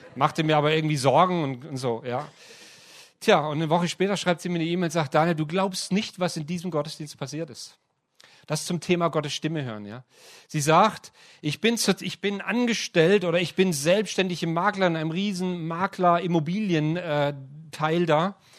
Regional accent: Heilbronn, Baden-Württemberg, Germany; moved away; also born or lived in Ludwigsburg; Ich bin in Heilbronn aufgewachsen und habe in Ludwigsburg studiert

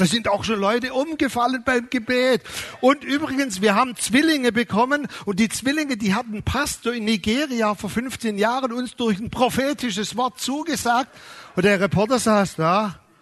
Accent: Germany; wir als Deutsche

